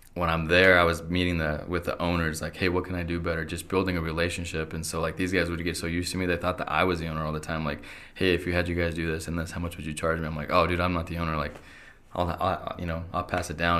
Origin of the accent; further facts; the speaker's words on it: Idaho Falls, Idaho, United States; also born or lived in Querétaro, Mexico / Logan; I was born in Querétaro. Um, and we came here to Idaho Falls when I was two